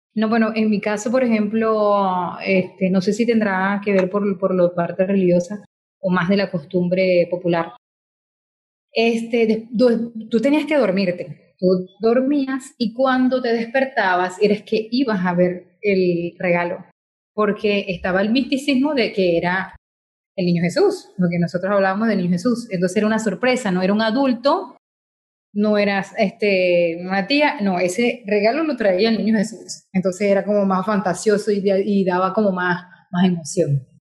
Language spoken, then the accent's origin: Spanish; Venezuela